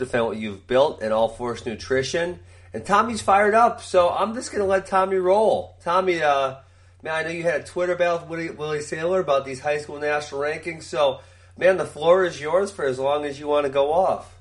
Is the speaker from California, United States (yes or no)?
no; Wisconsin, United States; I grew up in Wisconsin